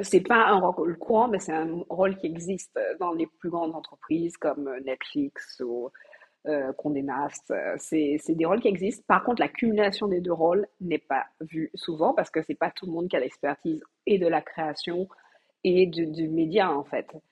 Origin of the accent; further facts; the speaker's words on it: Martinique; je suis martiniquaise, euh, j'ai grandi euh, et euh, fait ma scolarité aux Antilles